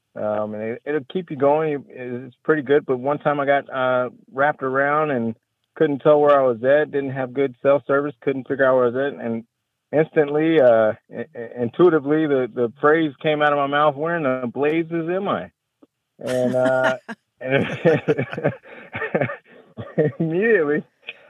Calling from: Waco, Texas, United States; I'm calling from Waco, Texas

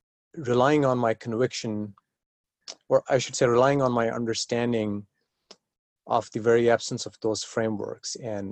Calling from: San Diego, California, United States; Oh, I'm right now in San Diego, California.

